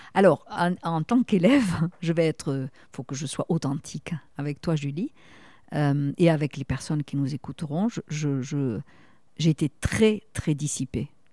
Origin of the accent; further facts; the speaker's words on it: Toulouse, Occitania, France; accent: south-west; moved away as an adult; now in Bordeaux, France; comme mon petit accent l'indique, je suis une fille du sud-ouest et particulièrement de la région de Toulouse.